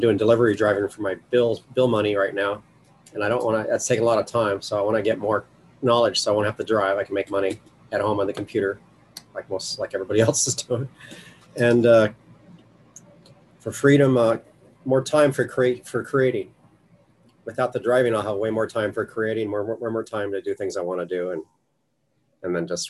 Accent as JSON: {"language": "English", "town": "Las Vegas", "region": "Nevada", "country": "United States", "said": "Hi, I'm from Las Vegas."}